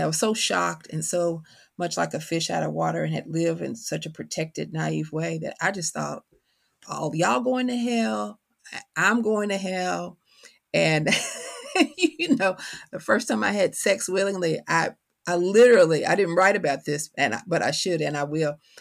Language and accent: English; Kentucky, United States; accent: country; Always been from Kentucky, carry that on my tongue